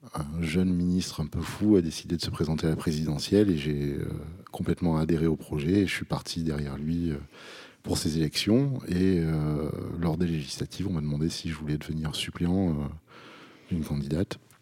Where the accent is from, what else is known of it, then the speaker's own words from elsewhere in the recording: Vaucluse, Provence-Alpes-Côte d'Azur, France; je suis un enfant du pays, comme, comme on dit. J'habite à, 7 km dans un petit village qui s'appelle Saint-Didier.